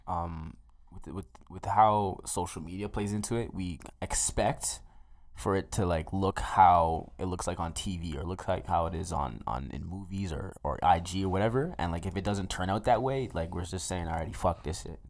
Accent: Mississauga, Ontario, Canada; now in Edmonton, Canada; I'm from Saga, born and raised, proud as shit

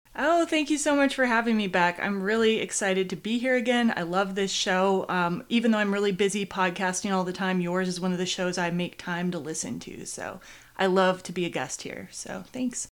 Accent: Midwest, United States; I come from the Midwest

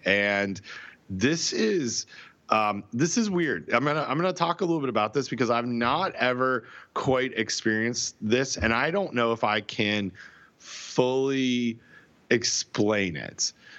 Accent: Canada; I'm Canadian

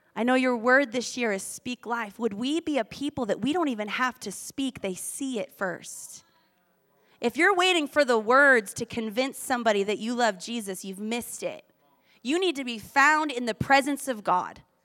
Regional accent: Boston, Massachusetts, United States; also born or lived in Australia / Manhattan Beach, California; now in Culver City, United States; I grew up on the East Coast in Boston

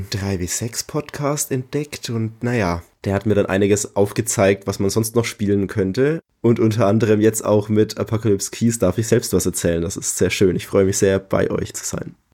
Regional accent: Bavaria, Germany; now in Leipzig, Germany; ich bin 33, wohne aktuell in Leipzig, ich komme ursprünglich aus der Nähe von Nürnberg

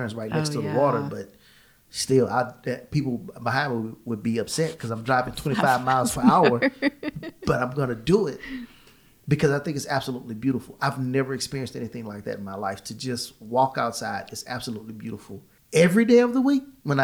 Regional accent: Southeast Texas, United States; now in Georgia, United States; Growing up in Southeast Texas, it's flat land

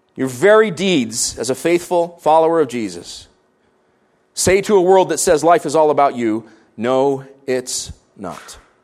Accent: Canada; as Canadians

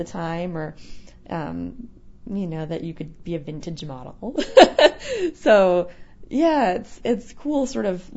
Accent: Canada; moved away as an adult; also born or lived in Brooklyn, New York; now in United States; as a kid growing up in Canada, we watched a lot of American TV

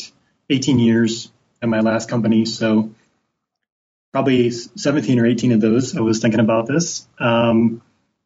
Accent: Midwest, United States; now in Portland, United States; growing up in the Midwest

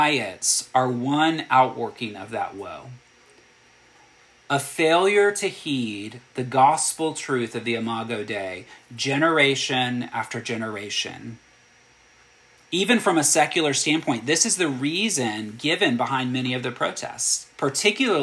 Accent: United States; as an American citizen and a Christian.

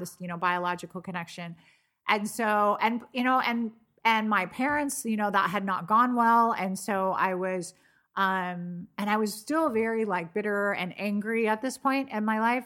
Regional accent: California, United States; moved away as an adult; I grew up in California

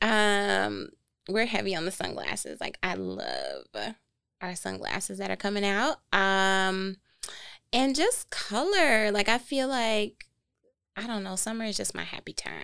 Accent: Flint, Michigan, United States; moved away as an adult; also born or lived in New York; now in Detroit, United States; we're both from Flint

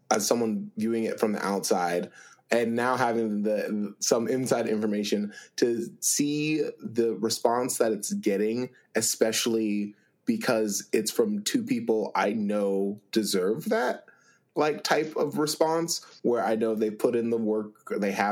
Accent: Akron, Ohio, United States; I'm from Akron.

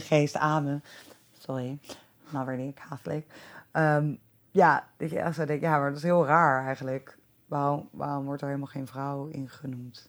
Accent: Delft, South Holland, Netherlands; moved away; ik kom ook uit Delft

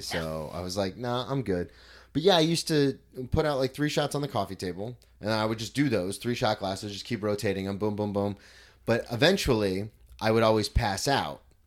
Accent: Florida, United States; I'm a comic from Florida

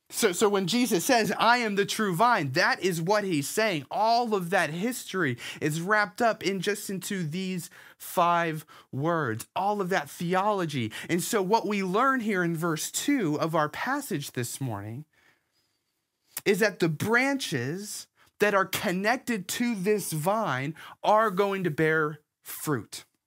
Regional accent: Herndon, Virginia, United States; when I was five years old, my family moved here to Herndon, Virginia. Uh, so I've been in Northern Virginia for the vast majority of my life

